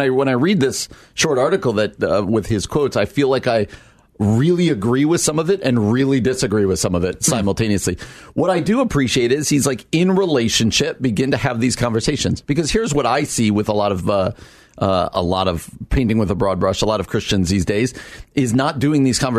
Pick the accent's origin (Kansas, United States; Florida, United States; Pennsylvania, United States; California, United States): Pennsylvania, United States; Scranton; born there; I was born in Scranton.